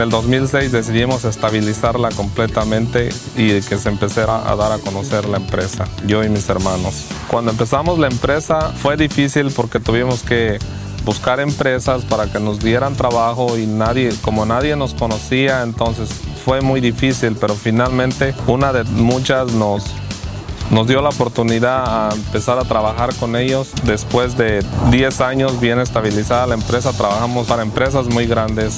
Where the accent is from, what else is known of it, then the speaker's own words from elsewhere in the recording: Guanajuato, Mexico; also born or lived in Phoenix, Arizona; now in United States; Yo soy de Guanajuato, México.